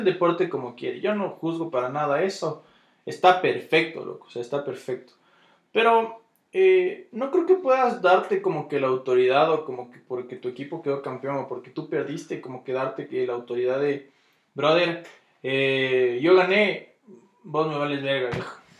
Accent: Ecuador; yo soy ecuatoriano por cómo hablo

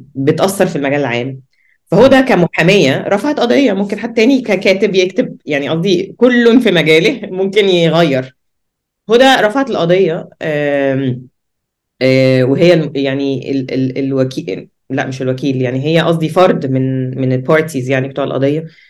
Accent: Egypt; عندنا في مصر

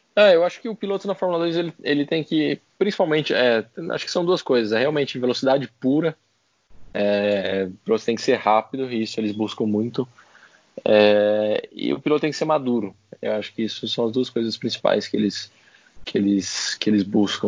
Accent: Brazil; como um bom brasileiro

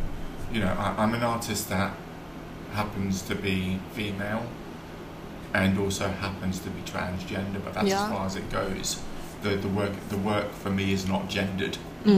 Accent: London, United Kingdom; but I'm also a Londoner

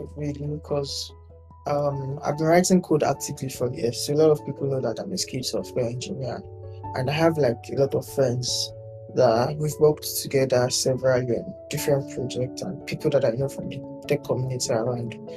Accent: Lagos, Nigeria; I'm from Lagos State.

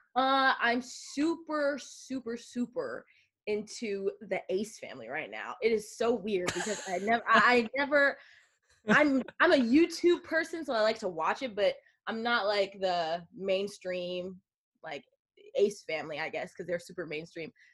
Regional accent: Long Island, New York, United States; moved away as an adult; now in California, United States; I'm from Long Island, New York.

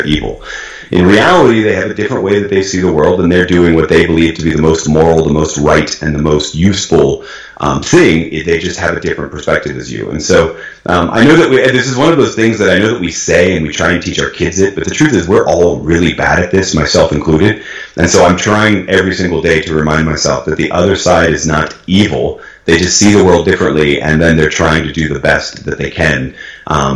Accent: New England, United States; now in Oklahoma, United States; I grew up in New England, which is a very, very democratic, very liberal, very blue, as we like to say, part of the United States. And now I live in Oklahoma

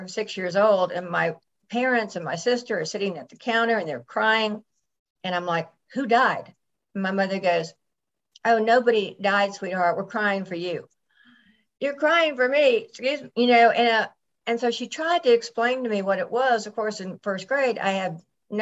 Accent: Atlanta, Georgia, United States; also born or lived in Buffalo, New York; I was raised in Atlanta, Georgia.

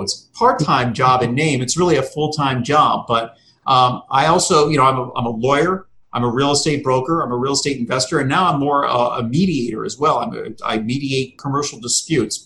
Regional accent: Fort Lauderdale, Florida, United States; now in Boca Raton, United States; I grew up in Fort Lauderdale

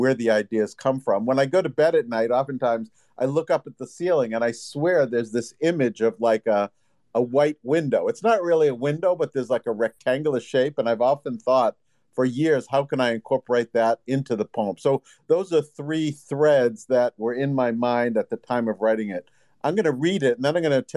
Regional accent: Boston, Massachusetts, United States; I'm from the Northeast, the Boston area

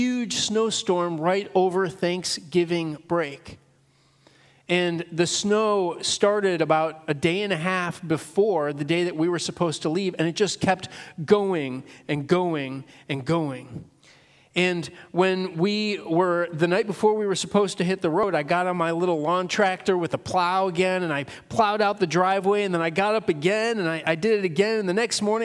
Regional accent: Northern Illinois, United States; now in Pennsylvania, United States; I was born and raised in Northern Illinois

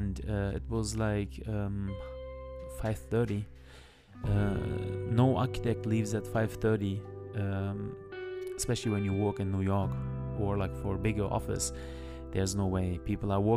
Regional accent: Turkey; English is a second language; moved away; also born or lived in Germany; I born in Germany, but I grew up later on in Turkey

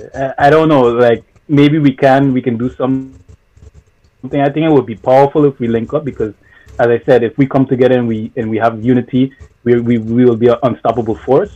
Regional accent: Sint Maarten; born there; being told to go back to my country of origin, which is St. Martin, because I was born in St. Martin, but to go back to Haiti, to be specific.

